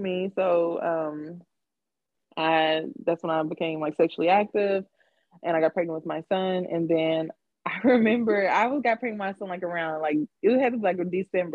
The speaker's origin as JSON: {"language": "English", "town": "San Diego", "region": "California", "country": "United States", "tie": "born or raised there", "moved": "yes", "said": "I was born in San Diego"}